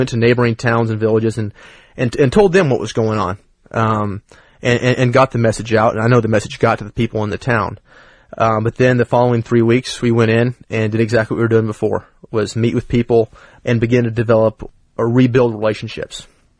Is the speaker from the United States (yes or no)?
yes; United States; I'm an American.